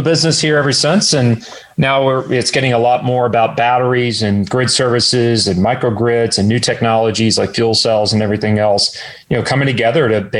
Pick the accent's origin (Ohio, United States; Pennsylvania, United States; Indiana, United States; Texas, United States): Texas, United States; College Station; also born or lived in Houston, Texas; I was actually born in Houston. And then in early age, moved to Bryan College Station. Grew up in the construction business